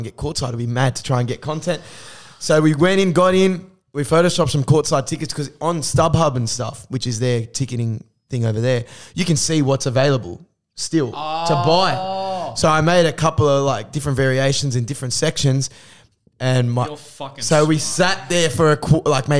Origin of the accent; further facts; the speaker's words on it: Australia; accent: Aussie; I ramp up the Aussie accent.